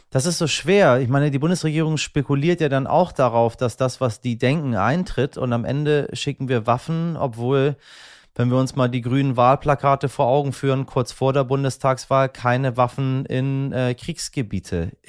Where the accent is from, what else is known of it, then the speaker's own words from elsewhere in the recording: Hamburg, Germany; Wir sind ja beide aus Hamburg.